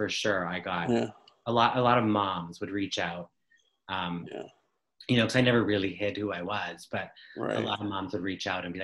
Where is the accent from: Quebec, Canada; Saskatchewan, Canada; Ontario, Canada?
Ontario, Canada; Ottawa; I'm from Ottawa, Ontario in Canada.